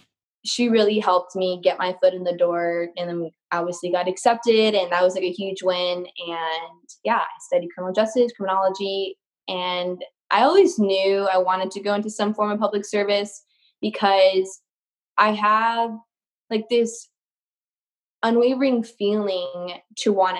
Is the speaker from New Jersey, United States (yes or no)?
no; Covina, California, United States; I'm from Covina, California, so it's very special to be serving the community that's done so much for me and my hometown, where I went to elementary school, middle school, high school